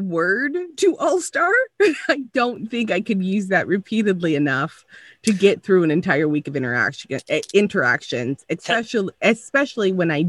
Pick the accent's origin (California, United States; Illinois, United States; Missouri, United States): California, United States; now in Canada; I'm originally from California.